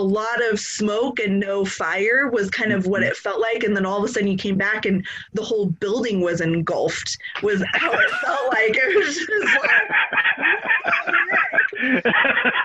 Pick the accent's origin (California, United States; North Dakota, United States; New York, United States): California, United States; moved away as an adult; also born or lived in Texas; now in Idaho, United States; I'm originally from California